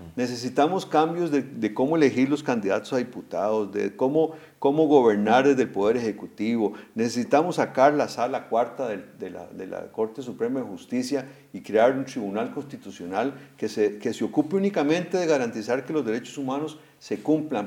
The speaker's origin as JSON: {"language": "Spanish", "country": "Costa Rica", "said": "como costarricenses"}